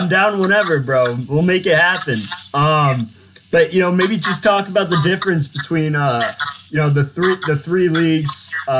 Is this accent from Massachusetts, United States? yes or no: yes; Boston, Massachusetts, United States; I'm from Boston